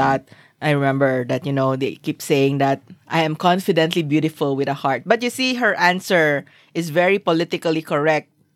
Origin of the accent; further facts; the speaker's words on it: Philippines; I'm Filipino